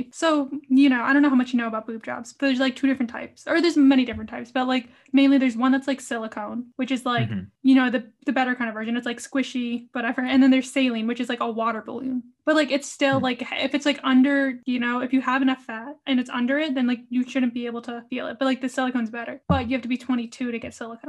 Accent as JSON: {"language": "English", "region": "Rhode Island", "country": "United States", "also_born_or_lived": "Orange, California", "said": "I'm from Rhode Island."}